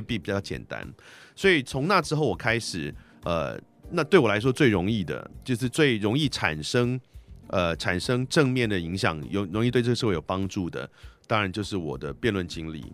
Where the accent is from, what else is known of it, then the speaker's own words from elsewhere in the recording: Taiwan; 那我自嗯己哼是出生在台湾，生长在台湾，但是我们家是汉人，并不是蒙古人